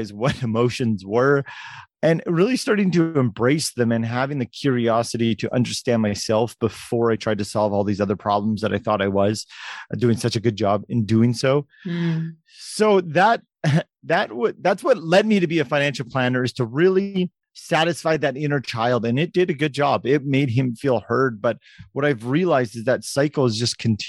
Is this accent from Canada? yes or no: yes; Canada; as a Canadian kid who loved hockey